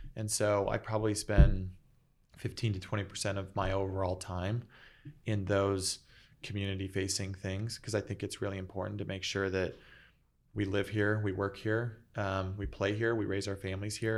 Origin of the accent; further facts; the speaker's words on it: Phoenix, Arizona, United States; also born or lived in San Diego; I grew up here in Phoenix. grew up in Moon Valley in North Phoenix